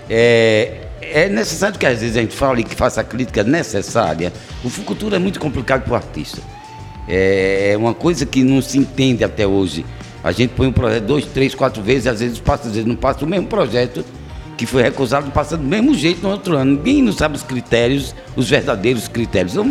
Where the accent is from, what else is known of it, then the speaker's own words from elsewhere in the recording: Alagoas, Brazil; now in Recife, Brazil; Sou de Alagoas, sertão das Uhul.